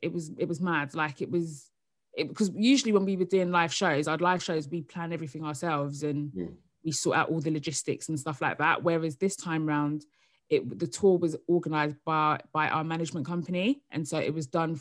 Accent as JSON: {"language": "English", "area": "Essex", "region": "East of England", "country": "United Kingdom", "also_born_or_lived": "South London", "moved": "yes", "lives_now": "London, United Kingdom", "said": "I live in South London now, but I'm from Essex"}